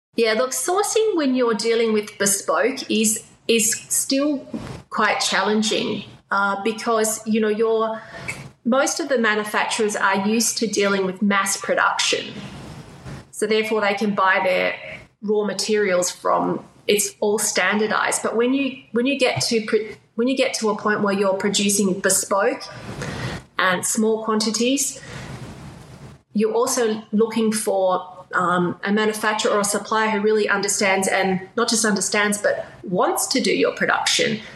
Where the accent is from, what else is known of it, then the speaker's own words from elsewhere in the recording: Australia; moved away as an adult; also born or lived in China / Shanghai; I'm Australian, but I have lived and worked more than half my life in China.